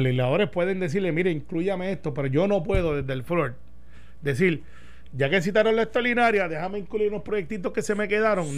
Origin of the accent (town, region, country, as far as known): Puerto Rico